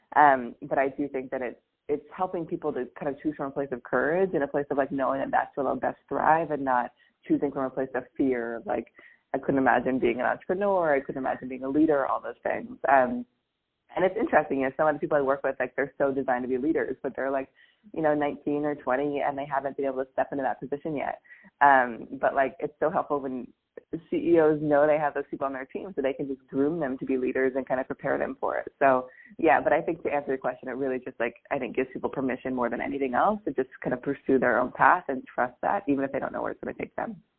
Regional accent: Seattle, Washington, United States; moved away as an adult; also born or lived in New York; I'm from Seattle

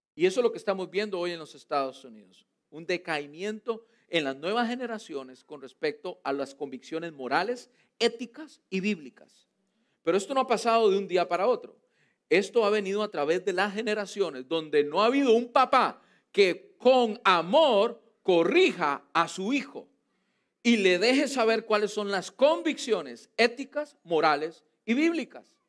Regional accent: Costa Rica; now in United States; en mi país, en Costa Rica

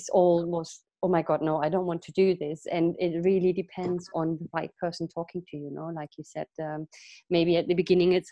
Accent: Vietnam; now in England, United Kingdom; i'm originally from vietnam

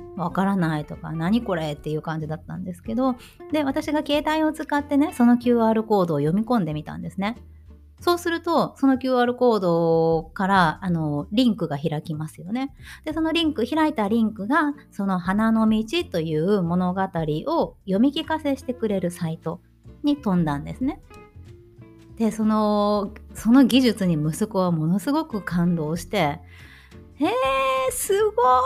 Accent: Shikoku, Japan; moved away as an adult; now in Germany; 四国の出身なので

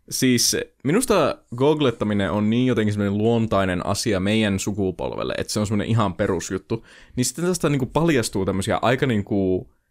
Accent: Oulu, North Ostrobothnia, Finland; Me ollaan jotakin oululaisia

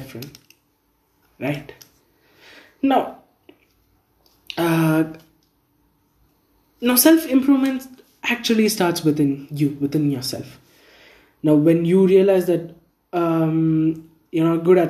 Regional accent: India; I'm from India

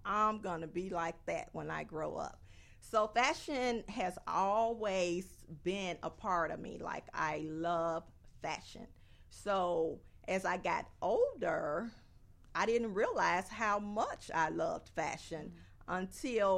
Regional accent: Inglewood, California, United States; I grew up in Inglewood

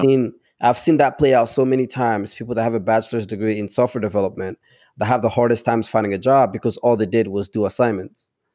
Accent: DR Congo; first language tribal languages; English is a second language; now in United States; I grew up in the village

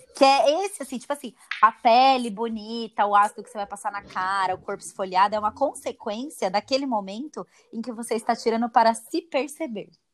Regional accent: Brazil; nós brasileiros somos né, o povo mais ansioso do mundo

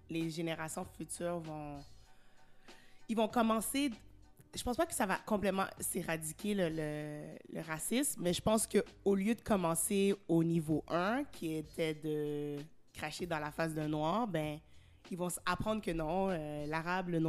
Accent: Montreal, Quebec, Canada

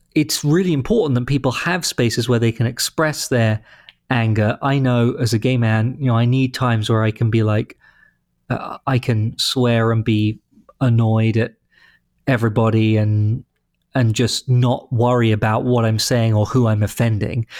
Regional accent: London, United Kingdom; moved away as an adult; also born or lived in Boston; now in St. Louis, United States; London, which is where I grew up

